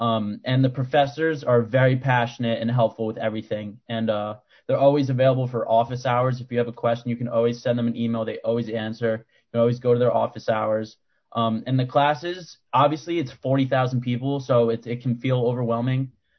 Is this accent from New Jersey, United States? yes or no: yes; Maplewood, New Jersey, United States; I'm from Maplewood, New Jersey, and I was in the club in 2016.